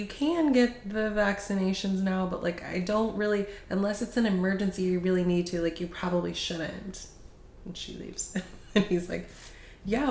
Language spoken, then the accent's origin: English; United States; us Americans